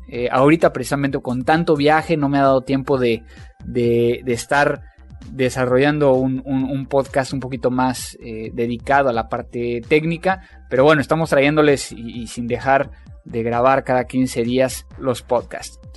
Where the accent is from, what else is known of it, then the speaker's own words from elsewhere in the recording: Brazil; soy brasileña